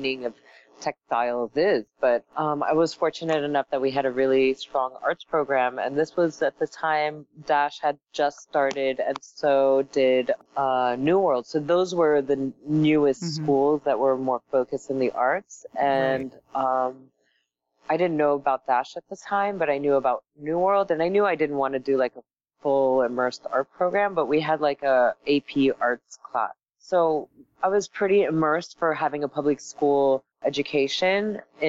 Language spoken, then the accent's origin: English; North Miami Beach, Florida, United States; also born or lived in Paris, France; I was born in Paris and I was raised in Miami. I came here when I was 6 years old